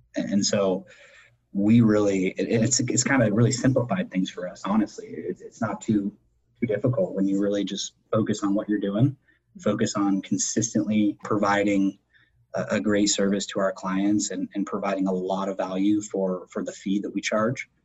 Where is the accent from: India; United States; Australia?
United States; Erie, Pennsylvania; I was born and raised in, in Erie